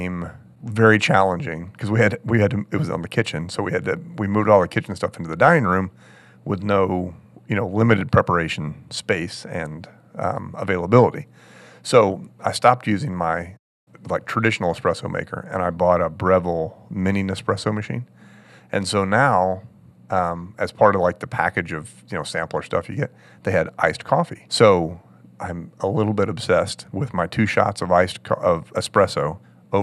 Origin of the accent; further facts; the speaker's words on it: Maryland, United States; I grew up in Maryland